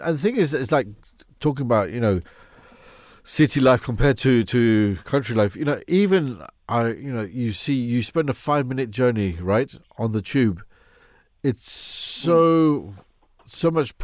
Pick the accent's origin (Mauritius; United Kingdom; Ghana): Mauritius; we're from Mauritius, so it's a beautiful tropical country